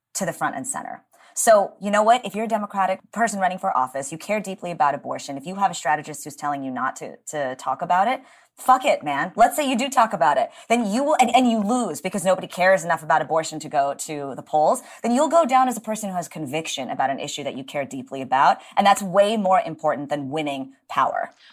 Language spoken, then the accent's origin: English; Texas, United States; my home state